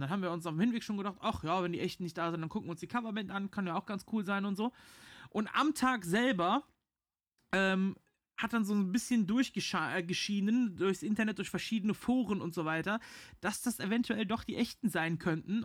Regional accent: Rhineland, Germany; für mich als Rheinländer

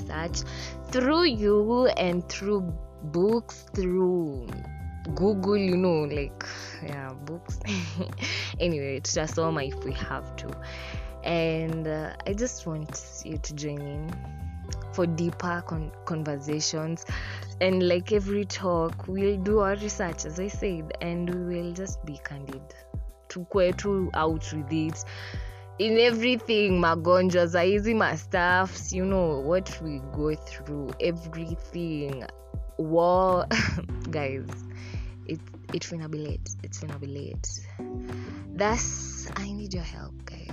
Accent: Kenya; first language Swahili; English is a second language; One time for Islands, by the way. I was raised there

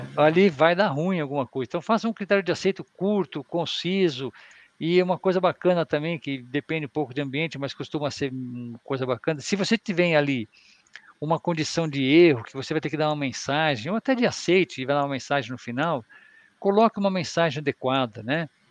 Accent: São Paulo, Brazil; eu sou de São Paulo

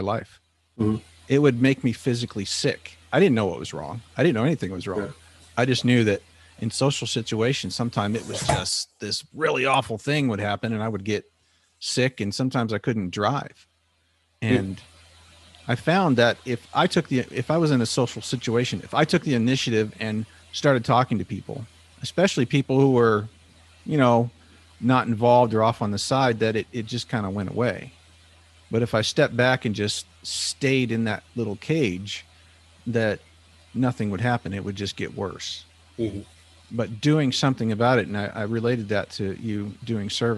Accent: Ketchikan, Alaska, United States; growing up in Ketchikan

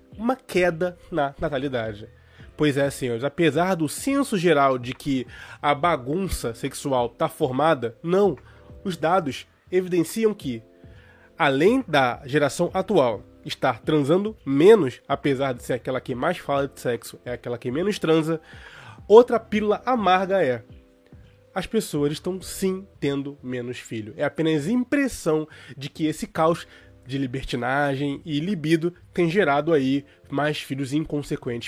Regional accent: Brazil; como brasileiros

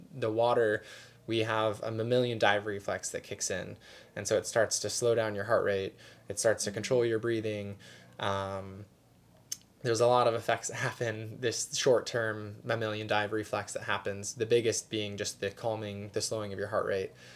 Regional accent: Arizona, United States; moved away as an adult; now in Honolulu, United States; born and raised in Arizona

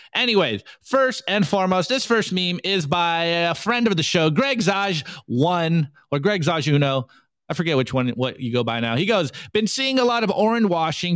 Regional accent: United States; I'm an American public school student

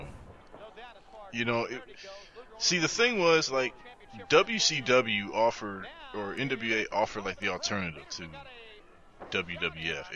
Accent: Midwest, United States; I was a kid from the Midwest. I'm coming out

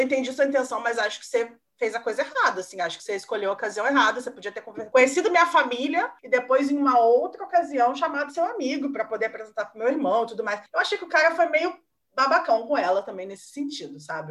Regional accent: Caxambu, Minas Gerais, Brazil; moved away as an adult; now in Rio de Janeiro, Brazil; eu vim de Minas, eu sou mineira, morei em Minas até terminar a escola, né, até os 18. E aí eu vim para o Rio

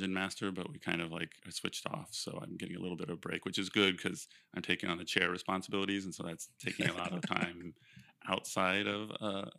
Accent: Ohio, United States; also born or lived in Cincinnati, Ohio; I grew up in Ohio on a horse farm

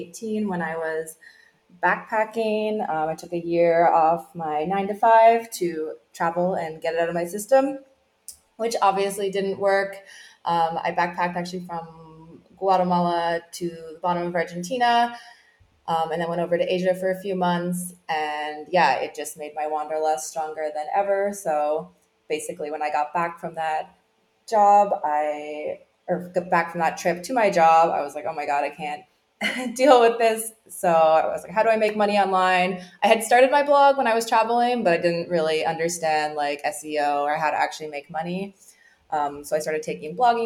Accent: Newfoundland and Labrador, Canada; now in Puerto Vallarta, Mexico; I grew up in Newfoundland

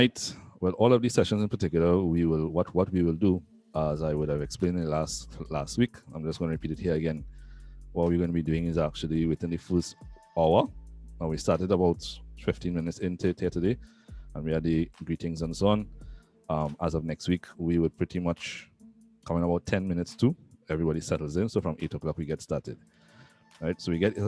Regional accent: Trinidad & Tobago; I'm actually from the Caribbean, Trinidad and Tobago

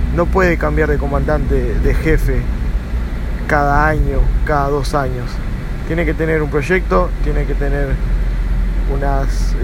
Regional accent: Miami, Florida, United States; also born or lived in Argentina; nací en Argentina, pero me crié en Miami

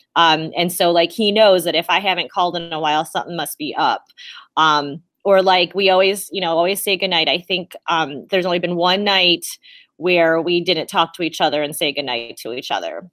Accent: South Amherst, Ohio, United States; also born or lived in Oberlin, Ohio / Elyria, Ohio; I believe I was born in Oberlin or Elyria Hospital, which is here in Ohio, and I had grown up in South Amherst

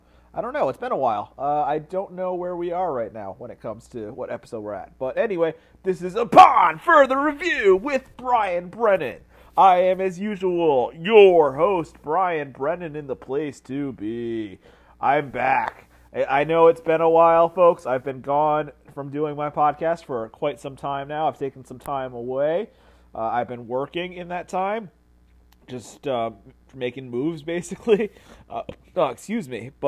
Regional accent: Connecticut, United States; moved away; I grew up in Connecticut. I spent 10 years living in Connecticut

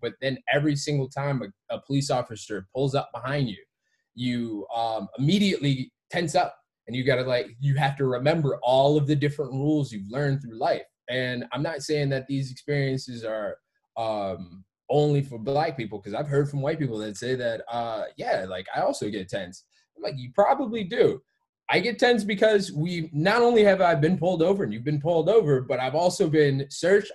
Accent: Detroit, Michigan, United States; also born or lived in Georgia; I grew up in Detroit and uh, um, around Detroit's area.

